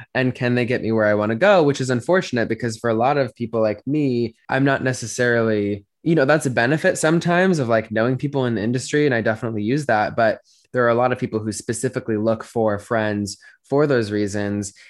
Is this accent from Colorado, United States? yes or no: yes; Denver, Colorado, United States; moved away as an adult; now in Los Angeles, United States; I grew up in Denver, Colorado, and then moved to Los Angeles almost four years ago now